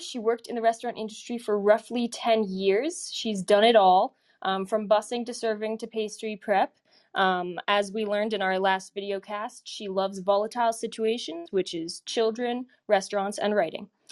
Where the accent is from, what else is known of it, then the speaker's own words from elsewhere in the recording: Colorado Springs, Colorado, United States; moved away; I'm from, I was from Colorado Springs